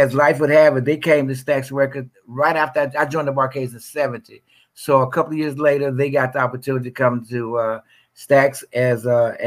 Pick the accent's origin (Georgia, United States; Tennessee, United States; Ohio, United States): Tennessee, United States; Memphis; I'm from South Memphis. Originally grew up. I've lived in Memphis all my life